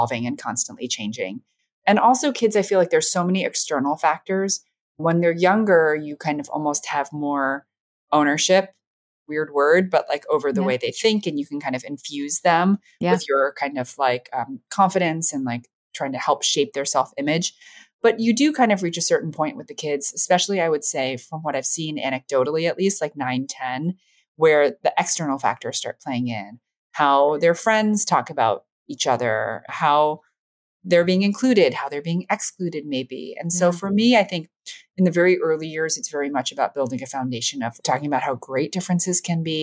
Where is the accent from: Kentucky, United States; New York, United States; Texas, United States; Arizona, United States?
New York, United States; New York City; I grew up in New York City in the 90s